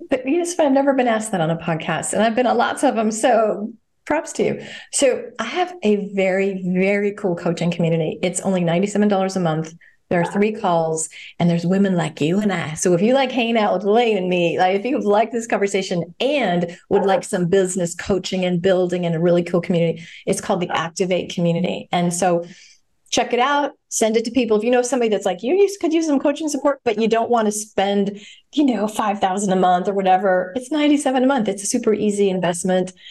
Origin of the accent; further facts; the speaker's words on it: Ireland; I'm Irish. I have the gift of gab.